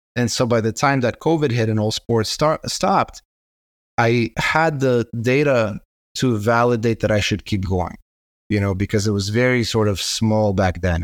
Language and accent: English; Israel; also born or lived in Kazakhstan; I immigrated to Israel when I was nine